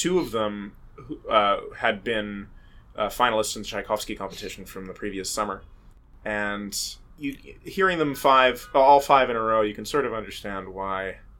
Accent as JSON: {"language": "English", "town": "Philadelphia", "region": "Pennsylvania", "country": "United States", "tie": "born or raised there", "moved": "yes", "lives_now": "New York, United States", "said": "the Philadelphia Orchestra, my hometown band."}